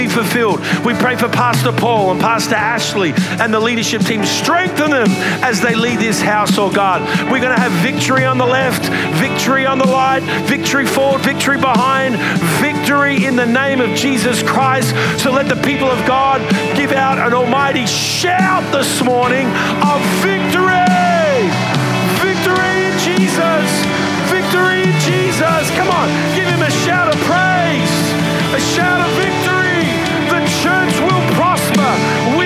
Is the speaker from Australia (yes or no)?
yes; Australia; accent: Australian